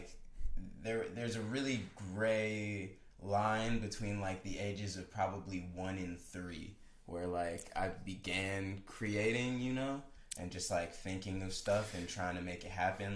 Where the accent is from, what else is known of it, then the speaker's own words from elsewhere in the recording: Milwaukee, Wisconsin, United States; born and raised in Milwaukee, Wisconsin